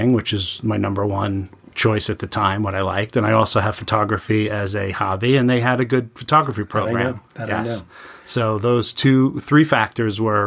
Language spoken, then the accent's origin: English; Merrick, New York, United States; also born or lived in Flushing, New York / Bellmore, New York; I was born and raised on Long Island, still live there now.